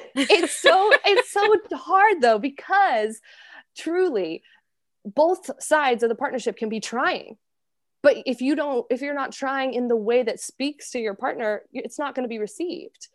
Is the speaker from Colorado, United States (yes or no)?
yes; Colorado, United States; now in New York City, United States; I'm from the States, originally from Colorado, and now I am based in New York City.